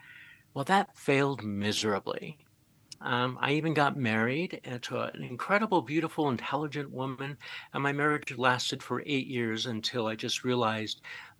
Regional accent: Boulder, Colorado, United States; I'm also a licensed professional counselor in the state of Colorado. I was born and raised in Boulder, Colorado

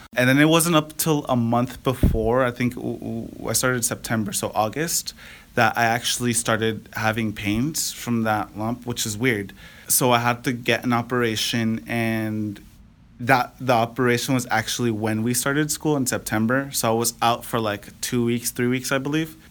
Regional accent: Napa, California, United States; now in Fairfield, United States; I'm from the Napa Valley. Um, been living here my whole life in Napa

